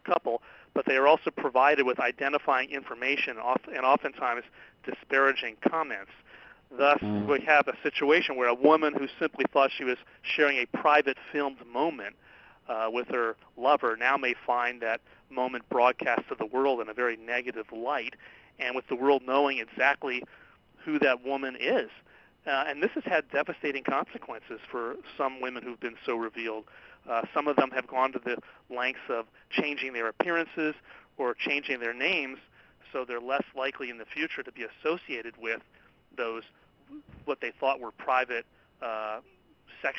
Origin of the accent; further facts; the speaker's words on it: California, United States; my home state of California